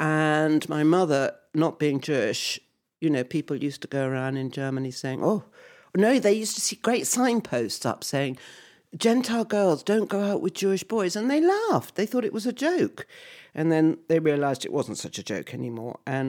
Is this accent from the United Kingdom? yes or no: yes; Harpenden, East of England, United Kingdom; born there; outside London, because my father moved us all out to a little cottage because of the bombs dropping in London.